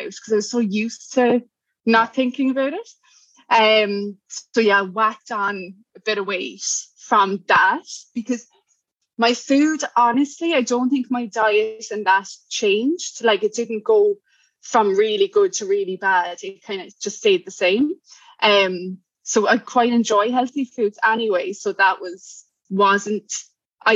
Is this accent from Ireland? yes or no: yes; Cork, Munster, Ireland; accent: Irish; moved away as an adult; now in Brisbane, Australia; I'm from Cork, Ireland, and I'm in Brisbane at the moment, Brisbane, Queensland.